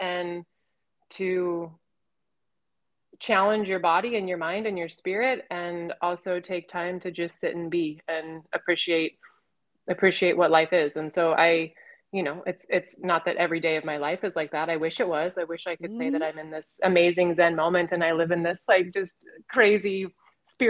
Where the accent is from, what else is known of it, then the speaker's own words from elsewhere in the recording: Colorado, United States; also born or lived in Northern California; growing up in Colorado 40 years ago